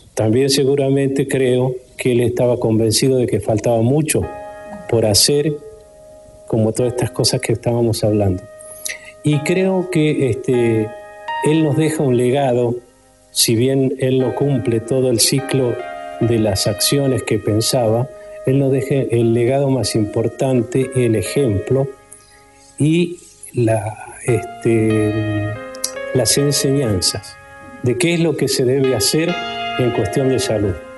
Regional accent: Argentina; como argentino

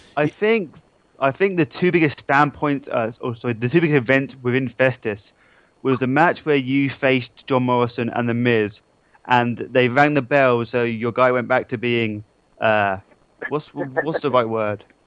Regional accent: England, United Kingdom; that's what I get for being English

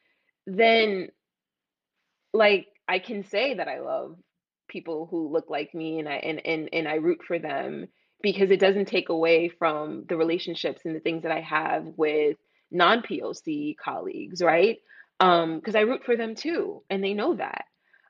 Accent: New York City, New York, United States; also born or lived in Jamaica; I grew up in East Flatbush and I'm from Jamaica

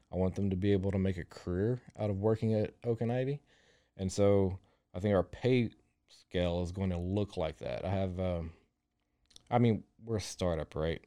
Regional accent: Groesbeck, Texas, United States; moved away as an adult; now in Waco, United States; I grew up in Groesbeck, which is forty miles east of Waco.

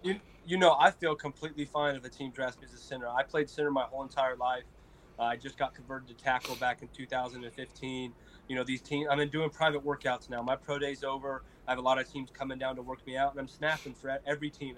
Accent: Colorado, United States; I grew up in Colorado

